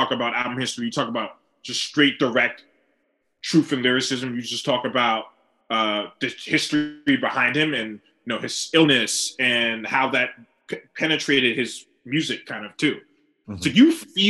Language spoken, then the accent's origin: English; New York City, New York, United States; I'm from New York.